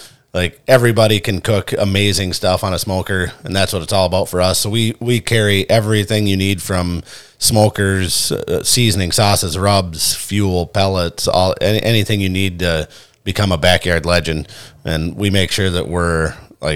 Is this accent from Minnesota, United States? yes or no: yes; Brainerd, Minnesota, United States; also born or lived in Iowa; I was born in Iowa but raised in Minnesota, and I love it here. I grew up in Southeast Brainerd